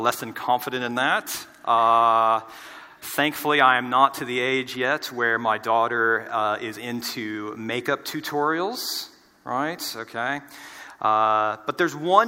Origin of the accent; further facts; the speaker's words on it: United States; moved away as an adult; now in Australia; our families are in the States